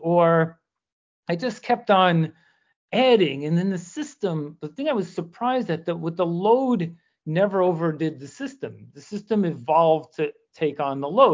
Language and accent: English; New York City, New York, United States; I spent a lot of my life growing up in the Bronx